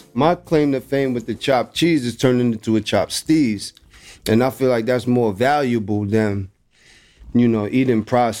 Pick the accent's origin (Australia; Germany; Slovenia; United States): United States; New York City, New York; I'm from the Bronx.